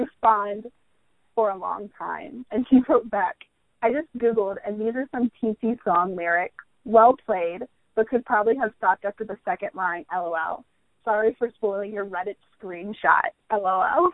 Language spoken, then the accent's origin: English; United States; I'm American